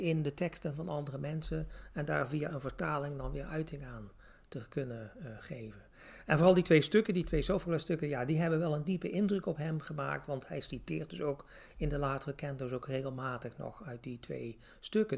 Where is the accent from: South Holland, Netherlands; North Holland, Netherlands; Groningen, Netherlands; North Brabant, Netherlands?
North Brabant, Netherlands; Tilburg; accent: Brabantse tongval; ik kom zelf uit Tilburg, dus ik vrij Brabantse tongval